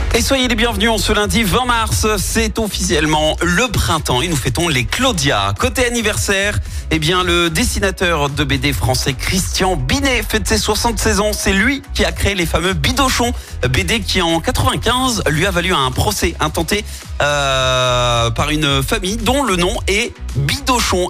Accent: Rouen, Normandy, France; chez nous à Rouen

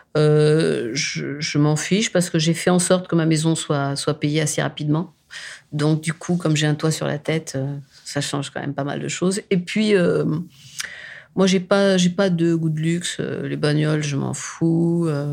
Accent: France; je suis française

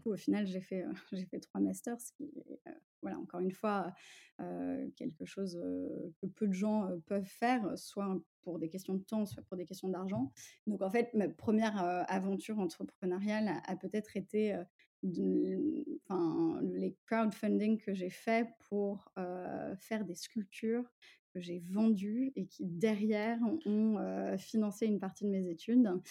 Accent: Paris, Île-de-France, France; also born or lived in Russia / England / United States; je suis née, j'ai grandi à Paris dans une famille multiculturelle

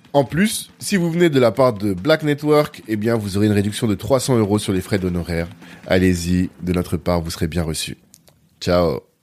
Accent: France; moi j'ai grandi en France dans les années 90

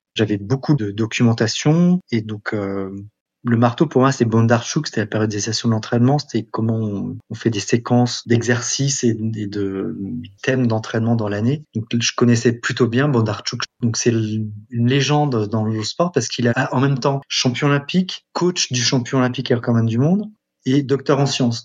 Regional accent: France; also born or lived in Montgeron / Shanghai / Metz; je suis français

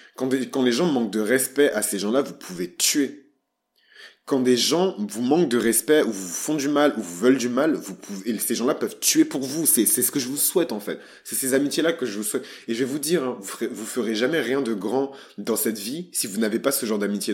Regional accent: Bordeaux, Nouvelle-Aquitaine, France; je suis bordelais, je suis fier d'être bordelais, je, je suis bordelais

